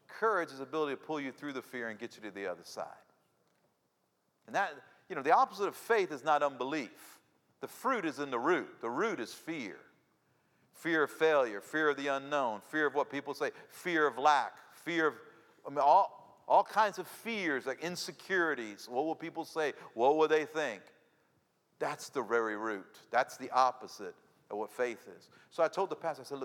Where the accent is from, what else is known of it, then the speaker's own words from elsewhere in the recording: Tampa, Florida, United States; also born or lived in Peru; now in Miami, United States; That's my hometown.